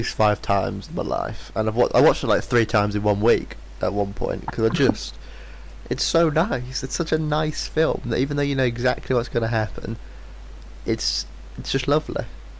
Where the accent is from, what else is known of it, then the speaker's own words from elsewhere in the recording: United Kingdom; because we're British